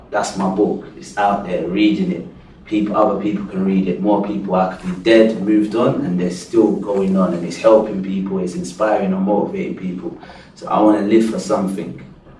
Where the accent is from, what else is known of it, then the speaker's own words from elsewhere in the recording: England, United Kingdom; So because I come from England, and because my mum and dad is Christian and their parents were Christian